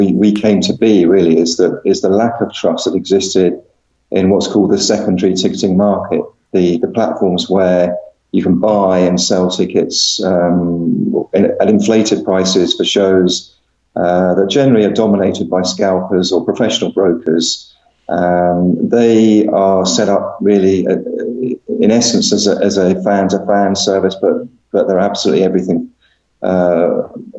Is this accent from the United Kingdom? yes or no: yes; London, United Kingdom; I grew up in London